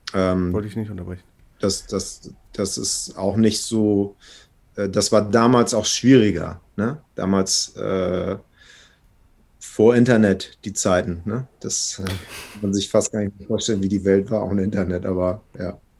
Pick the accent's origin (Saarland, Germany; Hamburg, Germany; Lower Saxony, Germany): Hamburg, Germany; geboren hier in Hamburg von einer schwedischen Mama und einem deutschen